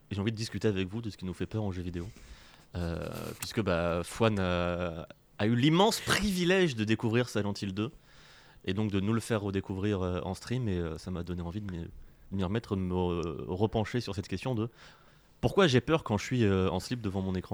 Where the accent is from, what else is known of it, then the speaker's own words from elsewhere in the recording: Isère, Auvergne-Rhône-Alpes, France; 38, c'est l'Isère, mon département